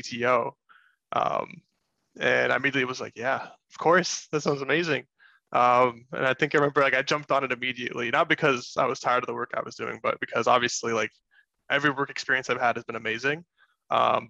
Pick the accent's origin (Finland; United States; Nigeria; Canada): United States; Grand Rapids, Michigan; born and raised in Grand Rapids, Michigan